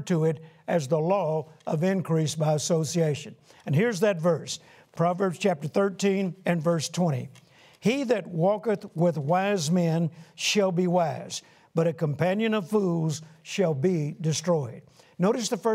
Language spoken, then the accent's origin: English; Shreveport, Louisiana, United States; Shreveport, Louisiana, my hometown where my wife Carol and I grew up